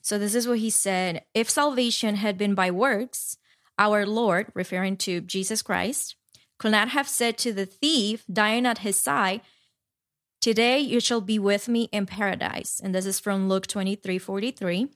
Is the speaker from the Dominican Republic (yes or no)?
yes; Dominican Republic; now in New York, United States; growing up in Dominican Republic